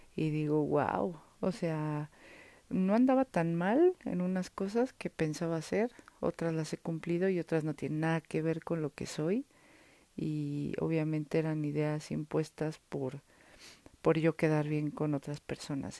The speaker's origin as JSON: {"language": "Spanish", "region": "Mexico City", "country": "Mexico", "tie": "born or raised there", "said": "aquí en la Ciudad de México, donde yo estoy, donde yo vivo, donde yo nací"}